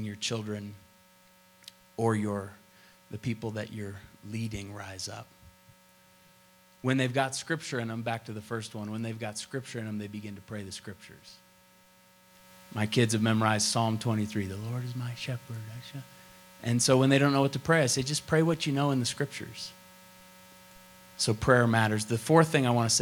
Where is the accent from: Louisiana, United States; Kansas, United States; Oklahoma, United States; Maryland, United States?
Oklahoma, United States; Tulsa; I grew up in Tulsa, Oklahoma, and Oral Roberts laid hands on me a lot.